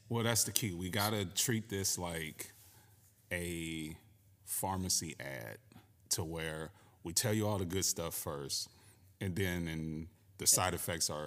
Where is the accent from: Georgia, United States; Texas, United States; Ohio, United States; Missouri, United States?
Ohio, United States; Cleveland; also born or lived in Connecticut; I too am from the Midwest, born and raised in Cleveland, Ohio